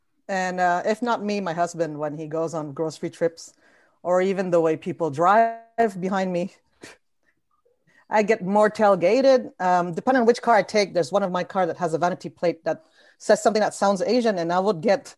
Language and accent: English; Canada; I'm also Canadian.